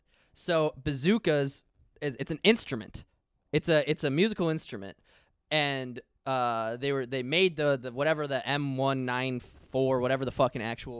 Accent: Iowa, United States; now in South Florida, United States; there's a furniture store in my hometown that is just all Amish

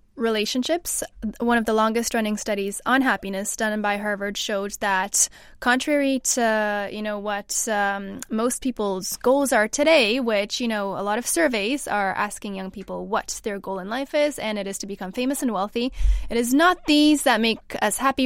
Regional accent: Canada; now in England, United Kingdom; I'm from Canada

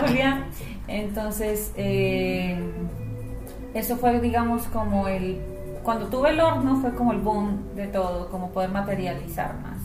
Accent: Colombia; also born or lived in Ecuador / United States; now in Chile; yo nací en Ecuador, criada en Colombia, mayor parte de mi vida, Estados Unidos y Chile.

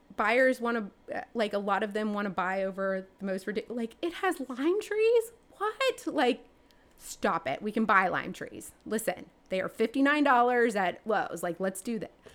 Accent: Atlanta, Georgia, United States; moved away; I'm from Atlanta

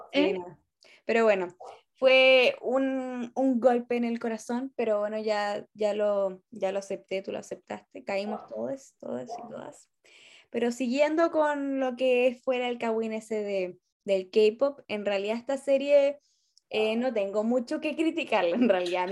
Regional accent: northern Chile, Chile; moved away as an adult; now in Santiago, Chile; hoy yo soy norteña

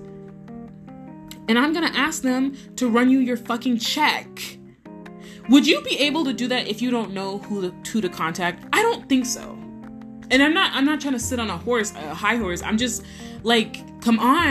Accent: United States; I'm obviously American

